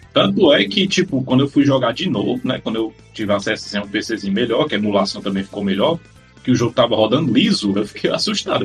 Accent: Ceará, Brazil; eu sou do Ceará

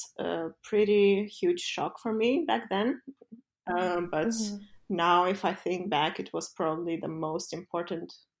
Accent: Moldova; moved away as an adult; also born or lived in London; back in Moldova to kind of bring all that knowledge and experience I accumulated back to my home country

